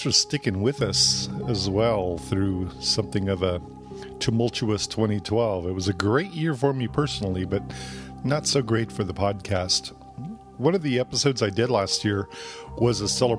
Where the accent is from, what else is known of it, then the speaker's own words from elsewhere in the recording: El Paso, Texas, United States; my hometown of El Paso